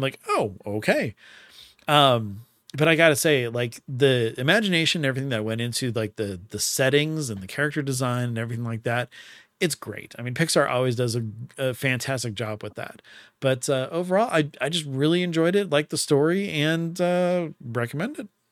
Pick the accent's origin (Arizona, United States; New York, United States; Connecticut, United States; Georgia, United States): Arizona, United States; my entire life growing up in Arizona